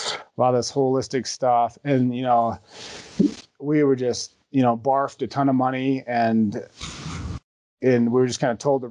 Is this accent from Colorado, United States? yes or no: yes; Denver, Colorado, United States; also born or lived in Appleton, Wisconsin; I moved to Colorado, North Denver when I was young and I grew up there. I attended high school there